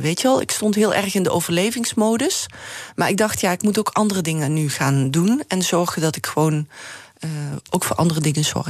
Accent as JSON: {"language": "Dutch", "town": "Heerlen", "region": "Limburg", "country": "Netherlands", "tie": "born or raised there", "moved": "yes", "said": "ik ben natuurlijk opgegroeid in Heerlen"}